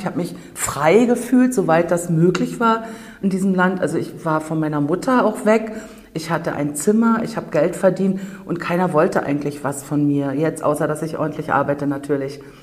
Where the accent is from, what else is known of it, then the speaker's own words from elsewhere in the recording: Rügen, Mecklenburg-Vorpommern, Germany; Ich bin auf der Insel Rügen geboren, komme also aus dem sogenannten Tal der Ahnungslosen